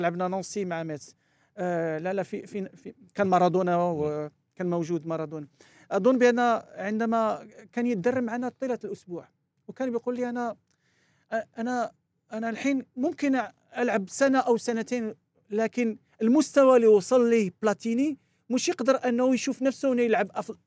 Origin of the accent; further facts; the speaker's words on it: France; moved away; also born or lived in Morocco; لعبت فرنسا و... وكبرت معاهم ودرست عندهم هناك